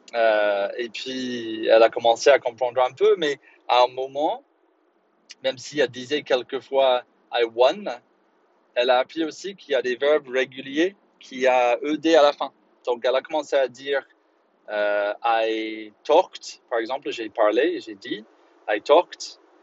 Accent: Belfast, Northern Ireland, United Kingdom; French is a second language; moved away; quand j'ai grandi à Belfast

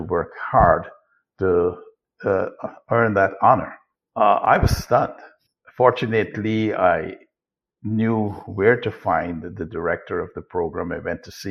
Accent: Guyana; I was born in Guyana, which was then British Guyana. It's now Guyana, to a very poor family, single mother with four siblings.

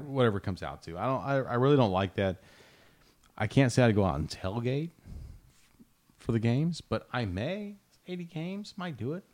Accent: Kansas City, United States; I'm a Royals fan 'cause I grew up in Kansas City

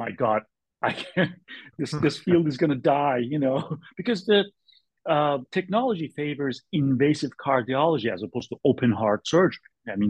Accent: California, United States; I'm from California. My mother lives in Berkeley.

